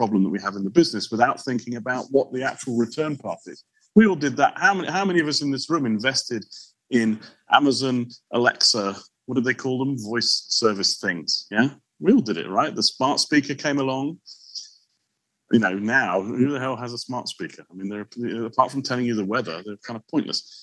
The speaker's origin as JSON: {"language": "English", "country": "Portugal", "tie": "born or raised there", "moved": "yes", "said": "I grew up in Portugal"}